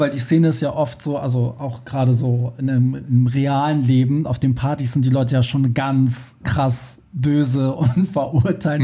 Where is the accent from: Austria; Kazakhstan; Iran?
Iran; now in Germany; da, wo ich herkomme